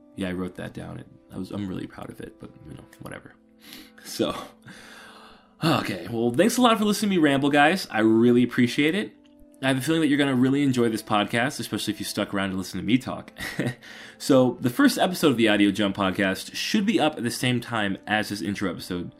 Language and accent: English; Atlanta, Georgia, United States; I'm from Atlanta, Georgia, or a little north of Atlanta, Georgia.